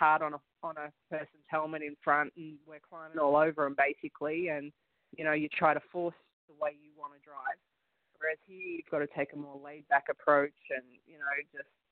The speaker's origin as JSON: {"language": "English", "town": "Gold Coast", "region": "Queensland", "country": "Australia", "also_born_or_lived": "United States", "moved": "as an adult", "lives_now": "Canada", "said": "I'm from Gold Coast, Australia"}